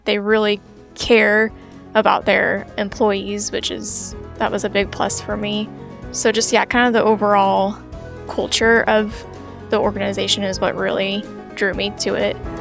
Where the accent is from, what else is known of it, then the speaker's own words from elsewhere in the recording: Springfield, Illinois, United States; moved away as an adult; also born or lived in Carbondale, Illinois; I'm originally from Springfield area